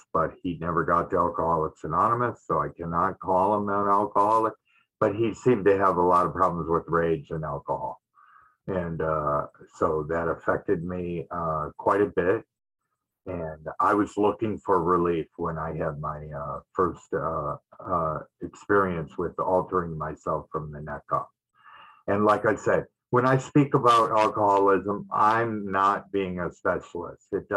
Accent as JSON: {"language": "English", "town": "Detroit", "region": "Michigan", "country": "United States", "tie": "born or raised there", "said": "I grew up in Detroit, Michigan"}